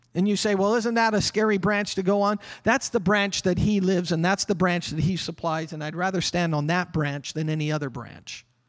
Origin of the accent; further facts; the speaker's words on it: Canada; Us Canadians. Oh, we're the peace-loving country.